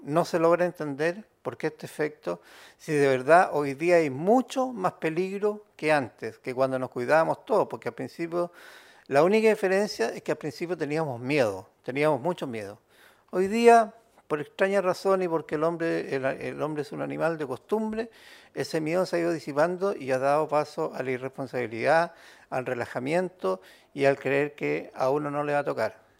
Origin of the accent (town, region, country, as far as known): Chile